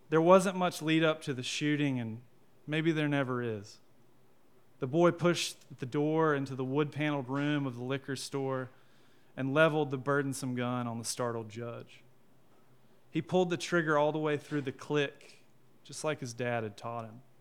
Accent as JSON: {"language": "English", "town": "Sophia", "region": "North Carolina", "country": "United States", "said": "Hey, y'all. Um … Uh, I am from Sophia, North Carolina, and I'm an English teacher, and I write crime fiction."}